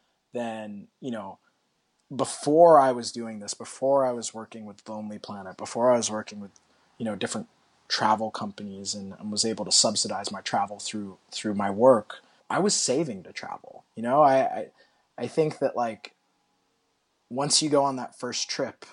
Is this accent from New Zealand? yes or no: no; Australia; moved away; When I grew up in Australia, it was home.